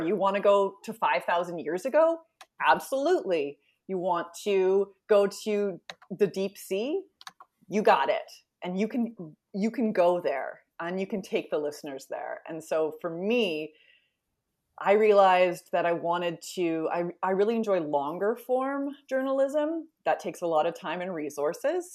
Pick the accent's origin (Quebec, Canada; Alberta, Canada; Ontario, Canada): Alberta, Canada; Edmonton; moved away as an adult; also born or lived in Winnipeg / East Coast; born and raised Edmonton